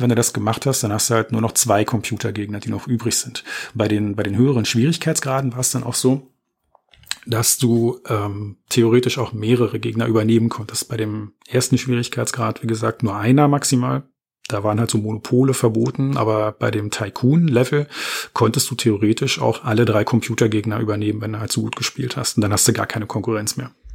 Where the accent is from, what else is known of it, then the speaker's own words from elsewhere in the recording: Berlin, Germany; ich bin gebürtiger Berliner